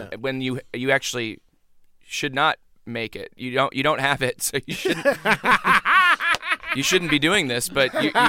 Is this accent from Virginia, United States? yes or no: yes; Virginia, United States; moved away; also born or lived in Chicago; I'm from Virginia. Grew up in Virginia.